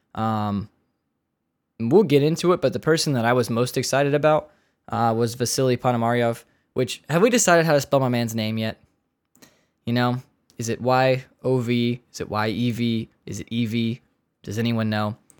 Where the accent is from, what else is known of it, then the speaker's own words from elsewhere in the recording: United States; we're American